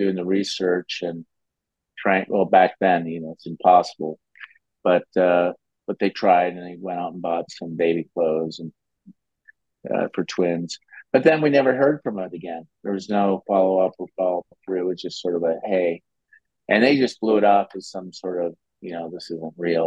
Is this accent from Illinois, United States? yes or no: no; Minnesota, United States; also born or lived in Cannes, France; now in Nice, France; I grew up in Minnesota